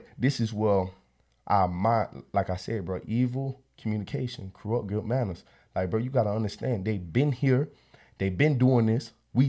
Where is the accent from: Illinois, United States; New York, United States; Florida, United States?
Florida, United States; Look, bro, I came from Florida. Bro, Florida is a fast paced area.